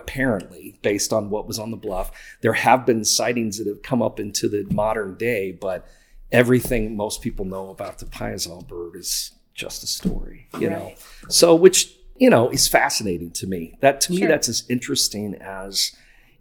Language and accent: English; near Decatur, Illinois, United States; growing up nearby and then living there when I was young